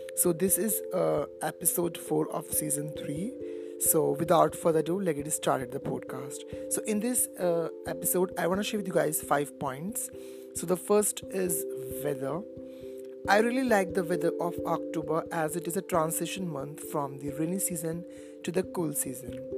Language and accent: English; India; I'm basically from India